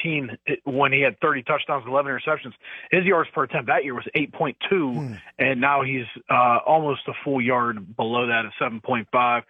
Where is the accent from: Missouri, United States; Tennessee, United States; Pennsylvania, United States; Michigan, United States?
Pennsylvania, United States; Pittsburgh; I just grew up in the Pittsburgh area, and my family was all Pittsburgh fans.